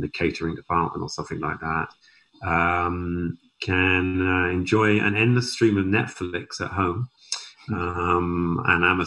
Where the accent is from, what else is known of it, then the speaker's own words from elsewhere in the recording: Southampton, South East England, United Kingdom; now in Canada; I'm obviously from Southampton